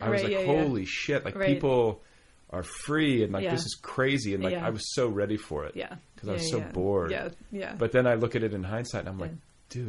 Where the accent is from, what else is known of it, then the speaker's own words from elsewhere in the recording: Indiana, United States; also born or lived in Milwaukee, Wisconsin; I was born in Milwaukee, junior high and high school in Indiana.